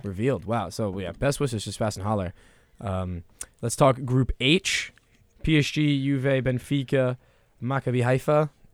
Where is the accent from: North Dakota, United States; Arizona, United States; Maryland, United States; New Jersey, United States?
New Jersey, United States; I'm a Re-, Red Bulls fan 'cause I'm from Jersey